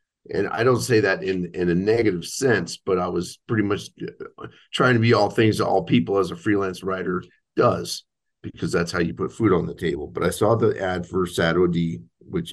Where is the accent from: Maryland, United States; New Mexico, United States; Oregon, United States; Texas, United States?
New Mexico, United States; Albuquerque; I was raised in Albuquerque, New Mexico, in a parish called Our Lady of Fatima Parish.